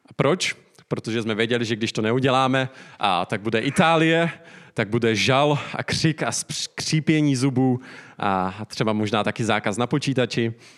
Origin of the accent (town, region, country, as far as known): Czechia